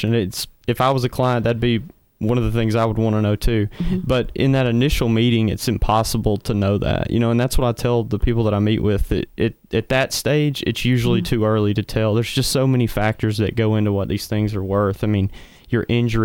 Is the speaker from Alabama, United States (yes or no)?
yes; the Shoals, Alabama, United States; now in Huntsville, United States; I'm originally from the Shoals area.